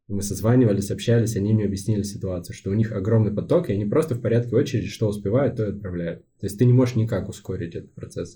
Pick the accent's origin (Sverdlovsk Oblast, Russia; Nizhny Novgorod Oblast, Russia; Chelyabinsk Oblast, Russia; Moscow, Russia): Sverdlovsk Oblast, Russia; Yekaterinburg; Это мой родной город, да. Я успел много где побывать за свою жизнь, но вернулся сюда